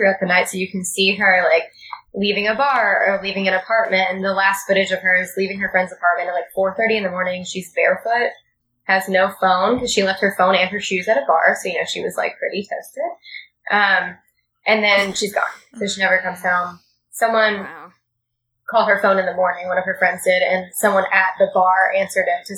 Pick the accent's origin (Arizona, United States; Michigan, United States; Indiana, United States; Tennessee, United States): Indiana, United States; my home state